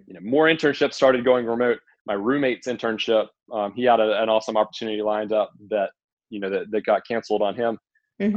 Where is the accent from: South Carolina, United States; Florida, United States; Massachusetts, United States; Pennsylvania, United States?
South Carolina, United States; Columbia; moved away as an adult; also born or lived in Indiana; I'm originally from Columbia, South Carolina